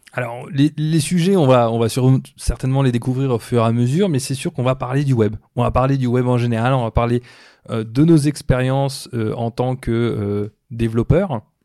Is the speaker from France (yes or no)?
yes; France; moved away as an adult; also born or lived in Brazil / Mauritius; now in Toronto, Canada; je suis né en France